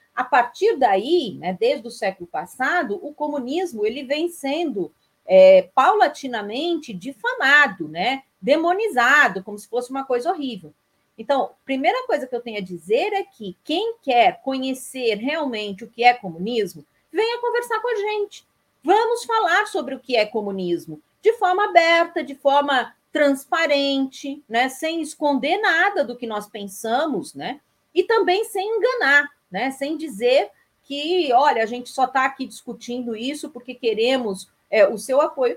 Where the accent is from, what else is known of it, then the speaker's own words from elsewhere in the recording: São Paulo, Brazil; moved away as an adult; now in Vitória da Conquista, Brazil; sou paulistana de nascimento